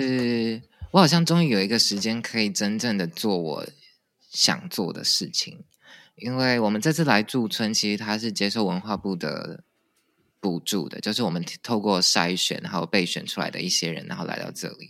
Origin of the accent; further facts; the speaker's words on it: Taiwan; 我认识了也从台湾来的另外两个编舞家 Sunny 跟坚豪